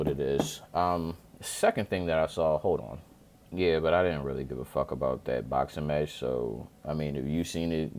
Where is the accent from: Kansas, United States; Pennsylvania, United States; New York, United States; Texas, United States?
Pennsylvania, United States; Chester